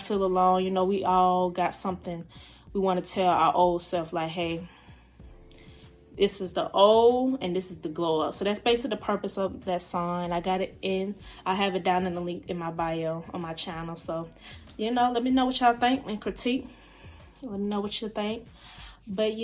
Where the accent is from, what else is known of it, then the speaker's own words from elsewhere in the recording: Decatur, Georgia, United States; I am from Decatur, Georgia. That's where I'm from